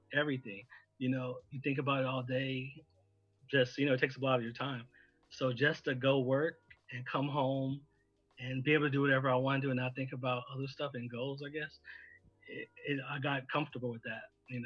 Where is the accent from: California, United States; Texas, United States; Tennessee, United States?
California, United States; moved away as an adult; also born or lived in Arizona; I'm actually from California, and then I moved to Arizona like right after graduation